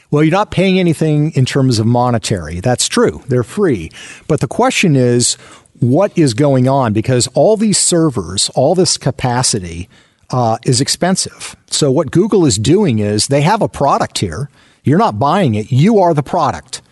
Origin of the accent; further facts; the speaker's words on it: outside of Seattle, Washington, United States; I grew up outside of Seattle, Washington